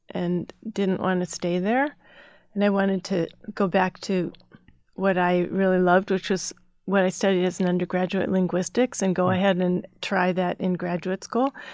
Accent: Midwest, United States; also born or lived in Minnesota / Chicago / Northern Ohio; So I grew up in the Midwest, Minnesota, Chicago, Northern Ohio, and there were great places to grow up.

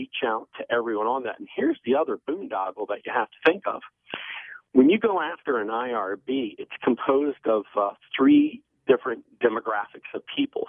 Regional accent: Maryland, United States; my home state

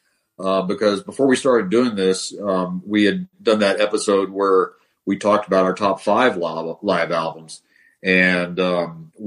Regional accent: Denver, Colorado, United States; also born or lived in Tennessee; I grew up in the Denver area.

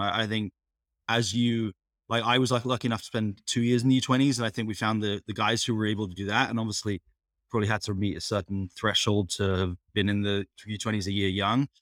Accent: England, United Kingdom; moved away as an adult; I was growing up in England

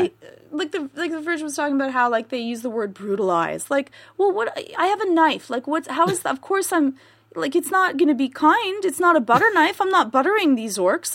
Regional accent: Canada; I'm Canadian

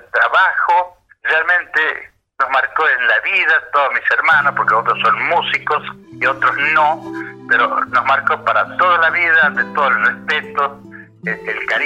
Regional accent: Buenos Aires, Argentina; also born or lived in Jujuy; Samba que pintor nacido en Jujuy, criando, eh, creado en haciendo daño en Buenos Aires.

